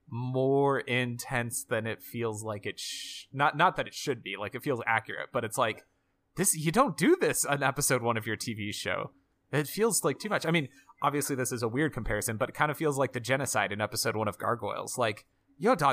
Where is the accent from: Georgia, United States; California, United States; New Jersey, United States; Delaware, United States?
Georgia, United States; from I'm good old from Georgia.